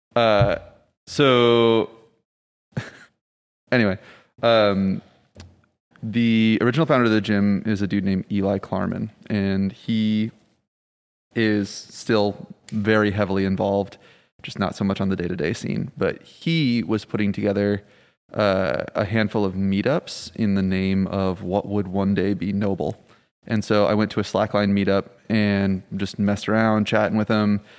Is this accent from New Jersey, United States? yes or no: no; Michigan, United States; also born or lived in Rhode Island; now in New Orleans, United States; I'm originally from Michigan, actually, uh, by way of Rhode Island